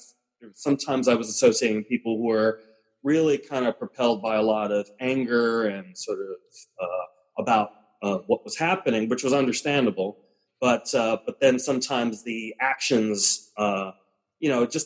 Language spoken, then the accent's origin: English; New York City, New York, United States; I was born and raised in the South Bronx, so Puerto Rican. You know, my family came from Puerto Rico